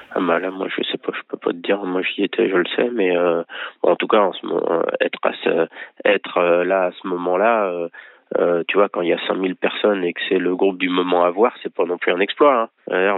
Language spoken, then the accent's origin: French; Angers, Pays de la Loire, France; moi, je suis d'Angers, je suis toujours à Angers